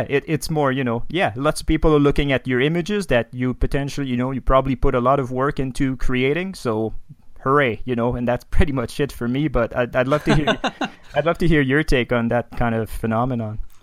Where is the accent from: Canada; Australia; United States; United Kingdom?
Canada; Quebec City, Quebec; first language French; English is a second language; now in Banff, Canada; I'm from Quebec City originally.